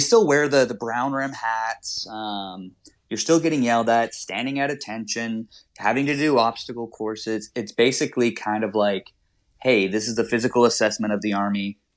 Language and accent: English; Danville, California, United States; moved away as an adult; also born or lived in Utah / León, Mexico; I'm originally from Danville, California, which is just outside of Oakland, about 20, 30 minutes inland